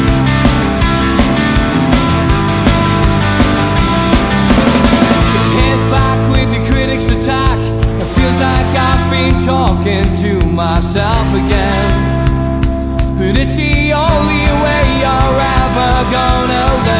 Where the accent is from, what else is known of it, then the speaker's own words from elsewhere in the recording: Newcastle upon Tyne, North East England, United Kingdom; as a Geordie